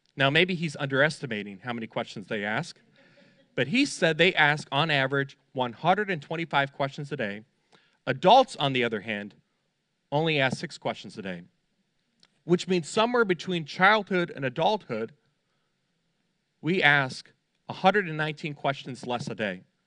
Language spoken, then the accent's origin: English; Fort Lauderdale, Florida, United States; I grew up in Fort Lauderdale